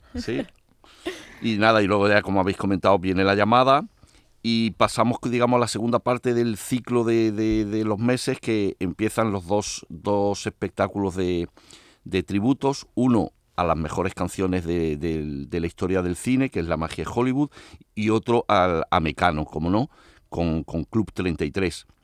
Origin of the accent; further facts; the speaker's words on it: Andalusia, Spain; somos andaluces